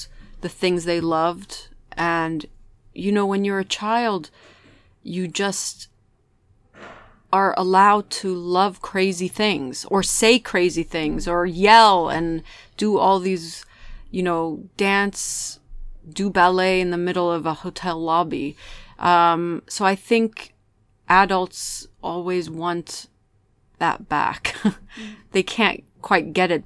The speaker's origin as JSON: {"language": "English", "region": "England", "country": "United Kingdom", "tie": "born or raised there", "also_born_or_lived": "Beirut, Lebanon", "said": "England is where I grew up, and it's the place that sort of took my family in when we were immigrants"}